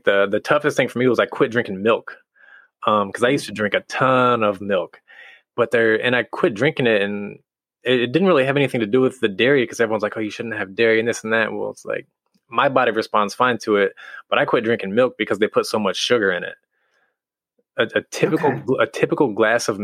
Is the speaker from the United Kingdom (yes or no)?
no; Midwest, United States; now in California, United States; I'm from the Midwest